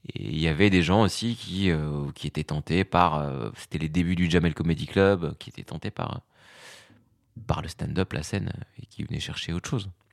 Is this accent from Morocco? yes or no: yes; Fez, Fès-Meknès, Morocco; now in Paris, France; j'ai grandi au Maroc